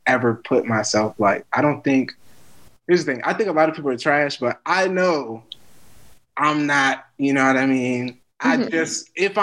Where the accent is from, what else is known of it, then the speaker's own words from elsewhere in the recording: United States; I'm an American